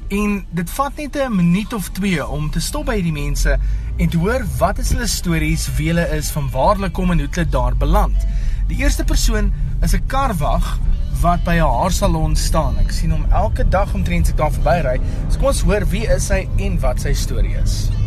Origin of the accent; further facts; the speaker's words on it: Witpoortjie, Gauteng, South Africa; Ek is van Witpoortjie.